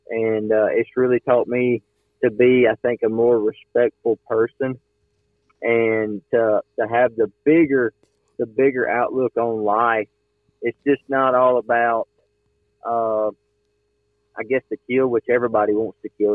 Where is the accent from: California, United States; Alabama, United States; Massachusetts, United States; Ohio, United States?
Alabama, United States; I'm from Alabama